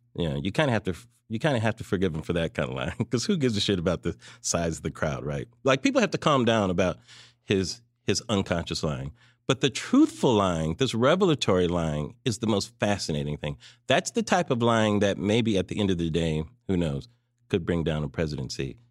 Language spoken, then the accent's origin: English; California, United States; grew up in California